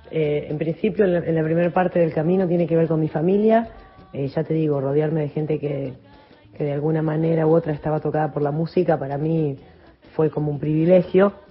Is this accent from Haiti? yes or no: no; San José de la Esquina, Santa Fe, Argentina; born there; nací en San José de la Esquina, que es un pueblo que queda al sur de la provincia de Santa Fe, un pueblo muy chiquito.